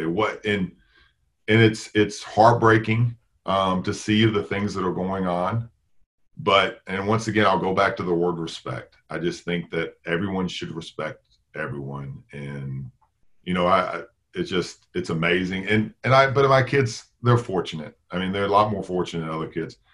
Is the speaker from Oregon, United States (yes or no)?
no; Tennessee, United States; moved away as an adult; also born or lived in Chicago, Illinois; now in Valparaiso, United States; I was born in Chicago, but grew up in Tennessee.